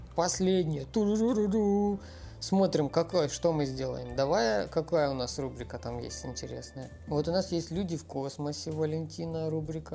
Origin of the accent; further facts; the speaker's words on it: Ukraine; я из Украины